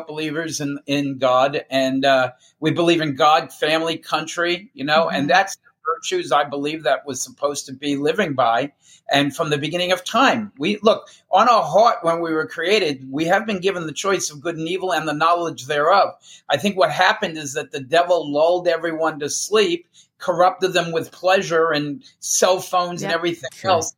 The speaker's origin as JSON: {"language": "English", "region": "New Jersey", "country": "United States", "said": "We're two guys from Jersey."}